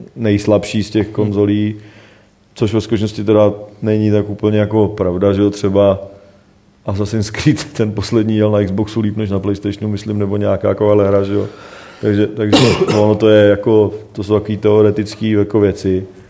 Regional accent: Rychnov u Jablonce nad Nisou, Liberec Region, Czechia; Já jsem z Reichena že jo, prostě, který se jmenuje Richnov, jako hmm. prostě vedle Liberk, tam je moje babička

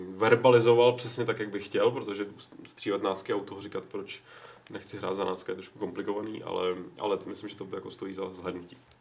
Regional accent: Prague, Czechia; jsem Pražák, protože můj otec, který žil mnoho let v Brně, tak tomu tak říkal

